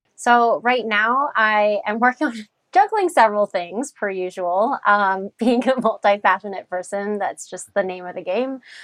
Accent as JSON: {"language": "English", "country": "United States", "tie": "born or raised there", "said": "We grew up here in the States, and we have parents with very different upbringing"}